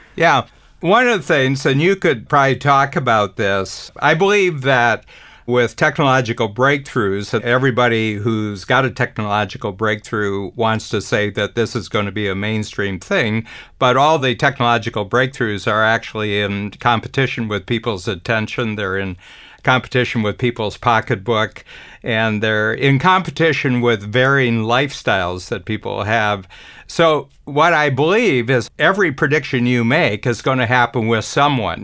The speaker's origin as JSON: {"language": "English", "town": "Cleveland", "region": "Ohio", "country": "United States", "tie": "born or raised there", "moved": "yes", "said": "I grew up in Cleveland."}